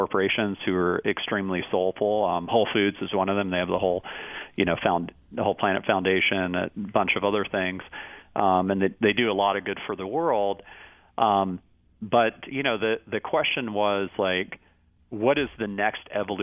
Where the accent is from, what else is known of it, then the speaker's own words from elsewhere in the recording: Austin, Texas, United States; growing up in Austin